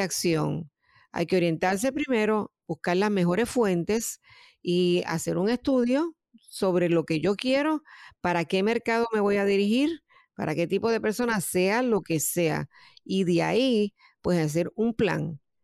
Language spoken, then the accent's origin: Spanish; Puerto Rico; moved away as an adult; now in United States; yo soy natural de Puerto Rico y eh, estoy residiendo en Estados Unidos hace un tiempo